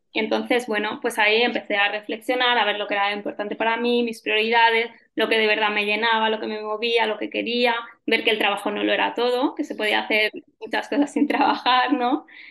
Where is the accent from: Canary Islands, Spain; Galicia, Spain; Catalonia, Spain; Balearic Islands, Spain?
Balearic Islands, Spain; Ibiza; soy nacida en Ibiza y actualmente vivo aquí en la isla.